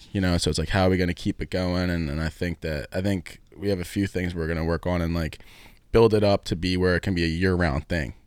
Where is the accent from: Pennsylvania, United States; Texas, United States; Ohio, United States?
Pennsylvania, United States; Philadelphia; I grew up in Northeast, Northeast Philly